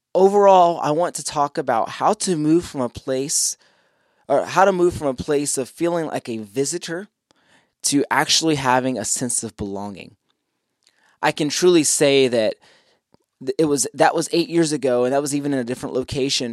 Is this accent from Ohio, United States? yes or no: yes; Columbus, Ohio, United States; moved away as an adult; now in Charlotte, United States; I left my home state. I left, I left Columbus, Ohio